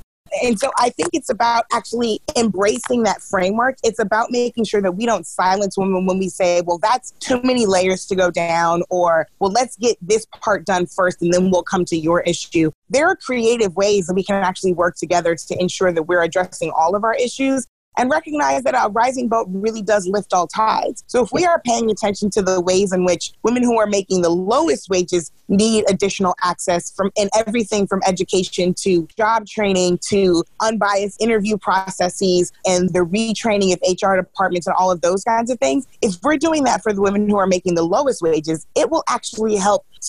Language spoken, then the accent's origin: English; St. Louis, Missouri, United States; St. Louis is my hometown